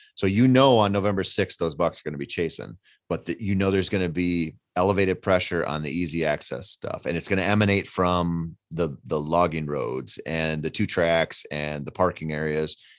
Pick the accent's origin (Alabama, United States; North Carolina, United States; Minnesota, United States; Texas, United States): Minnesota, United States; I come from Minnesota